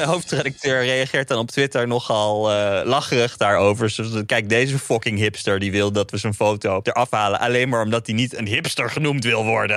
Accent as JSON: {"language": "Dutch", "region": "North Brabant", "country": "Netherlands", "said": "Ik kom uit Brabant"}